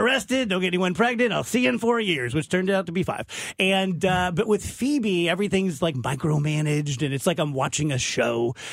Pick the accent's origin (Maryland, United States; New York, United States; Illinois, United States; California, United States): Illinois, United States; South Roxana; I'm from South Roxana.